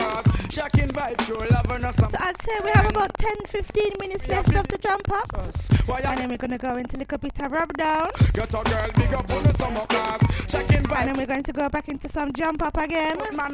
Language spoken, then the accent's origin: English; Kingston, Jamaica; I was born and bred in Kingston. I don't know why you're talking about my accent.